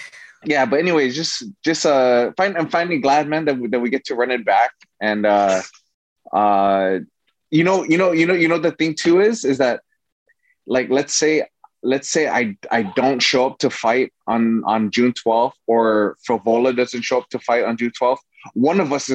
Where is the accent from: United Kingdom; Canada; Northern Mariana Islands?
Northern Mariana Islands; moved away; growing up in Saipan, there's not much really to do. You know, I grew up on an island that's 14 miles long by 7 miles